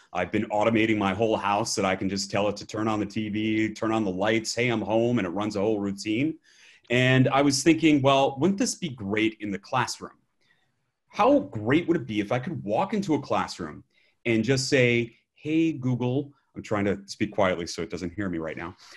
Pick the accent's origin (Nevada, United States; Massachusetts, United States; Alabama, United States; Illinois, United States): Alabama, United States; I'm from Alabama